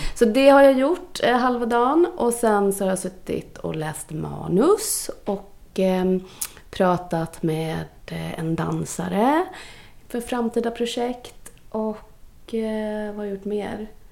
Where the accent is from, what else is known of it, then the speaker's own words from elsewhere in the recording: Gothenburg, Västra Götaland, Sweden; född och uppvuxen i Göteborg av eh, indiska föräldrar som kom hit.